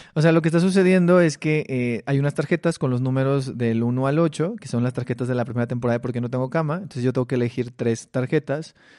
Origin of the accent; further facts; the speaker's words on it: Mexicali, Baja California, Mexico; moved away; yo soy de Mexicali.